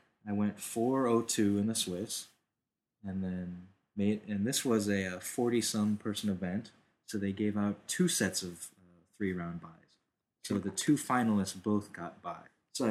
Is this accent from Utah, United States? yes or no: no; Davis, California, United States; in my hometown of Davis